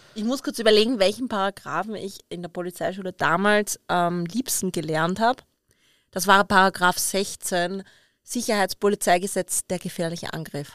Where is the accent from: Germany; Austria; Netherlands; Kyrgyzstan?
Austria; Vienna; bei uns in Wien